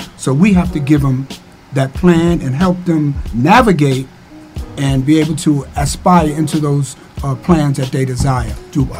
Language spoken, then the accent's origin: English; St. Louis, Missouri, United States; I'm from the Ville. I do what I have to do to survive.